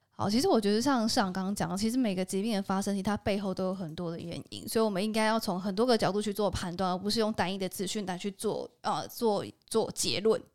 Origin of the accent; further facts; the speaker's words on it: Taiwan; 我们台湾人目前摄取的状况还好吗？